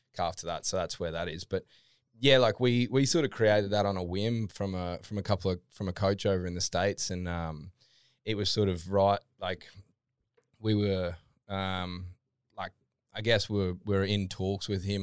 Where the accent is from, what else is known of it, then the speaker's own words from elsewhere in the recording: Toowoomba, Queensland, Australia; moved away as an adult; now in Gold Coast, Australia; originally, I'm from um, Toowoomba